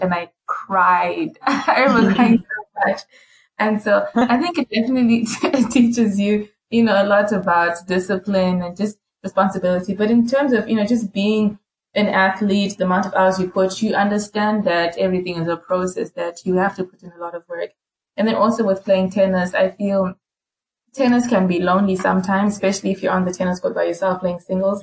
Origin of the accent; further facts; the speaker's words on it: Harare, Zimbabwe; moved away as an adult; now in Louisiana, United States; I'm also from Zim, from Harare, came here to the States.